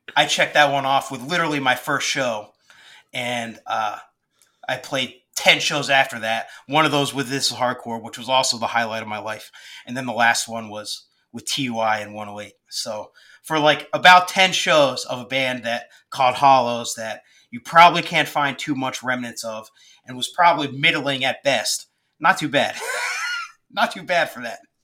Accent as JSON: {"language": "English", "area": "Collegeville, Phoenixville area", "region": "Pennsylvania", "country": "United States", "said": "I was from the Collegeville, Phoenixville area."}